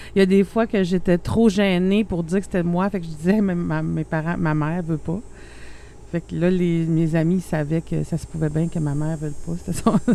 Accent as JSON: {"language": "French", "area": "Abitibi", "region": "Quebec", "country": "Canada", "said": "je viens d'une petite région, en plus, je viens de l'Abitibi"}